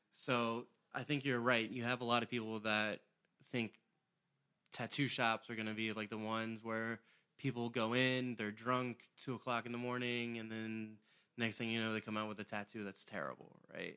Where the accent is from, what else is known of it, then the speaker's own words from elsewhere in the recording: St. Mary's County, Maryland, United States; I grew up in Saint Mary's, and there's, there were a couple galleries down there